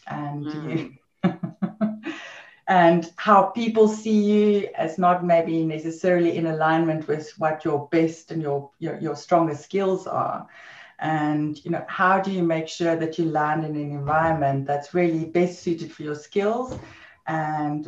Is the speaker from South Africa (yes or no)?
yes; South Africa; moved away as an adult; also born or lived in London, United Kingdom / Netherlands; I'm from South Africa